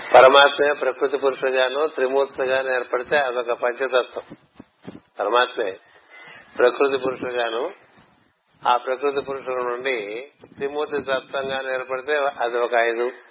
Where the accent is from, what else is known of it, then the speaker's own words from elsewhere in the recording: Visakhapatnam, Andhra Pradesh, India; మా ఊరంటే విశాఖపట్నం